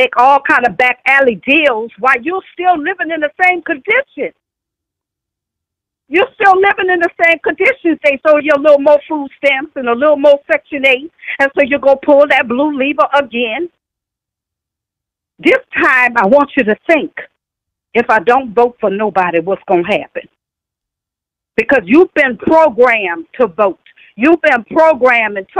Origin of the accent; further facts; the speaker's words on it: New Orleans, Louisiana, United States; I'm from New Orleans, Louisiana